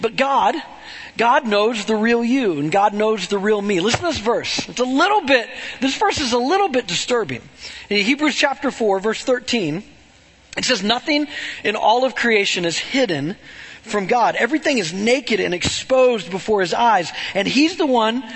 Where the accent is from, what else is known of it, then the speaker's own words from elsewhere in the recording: Webb City, Missouri, United States; I grew up in Webb City